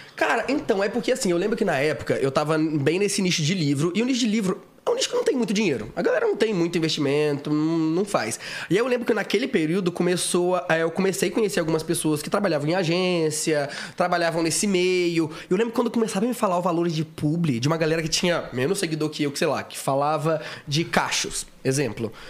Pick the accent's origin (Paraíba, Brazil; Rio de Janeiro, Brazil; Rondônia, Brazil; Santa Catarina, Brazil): Rio de Janeiro, Brazil; Itaperuna; moved away as an adult; also born or lived in Minas Gerais; now in São Paulo, Brazil; eu nasci em Minas Gerais, mas assim, nem morei lá direito. Eu fui pro Rio, pro interior do Rio, Itaperuna, que é a minha cidade. E aí, lá em Itaperuna, eu cresci